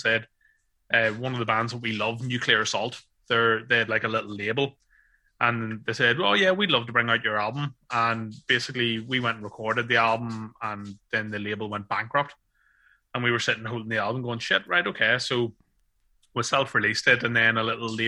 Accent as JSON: {"language": "English", "country": "Ireland", "said": "being an Irish man"}